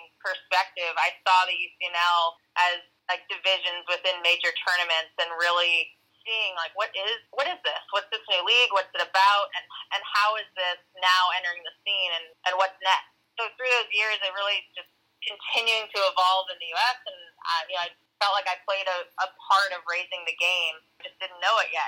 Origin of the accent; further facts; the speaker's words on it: Woodbridge, Virginia, United States; My soccer journey began at about 4 years old in Northern Virginia. I grew up in Woodbridge